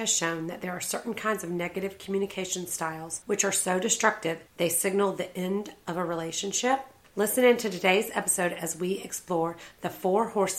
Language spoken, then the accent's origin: English; Savannah, Georgia, United States; my hometown peeps in Savannah.